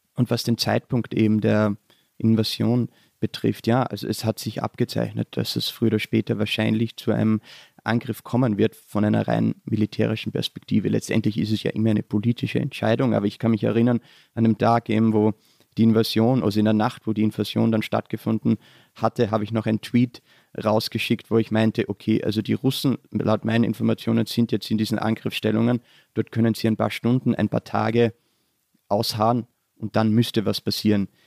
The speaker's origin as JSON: {"language": "German", "region": "southern Styria", "country": "Austria", "tie": "born or raised there", "moved": "as an adult", "lives_now": "Vienna, Austria", "said": "Ich bin äh, in der Südsteiermark in Südösterreich aufgewachsen"}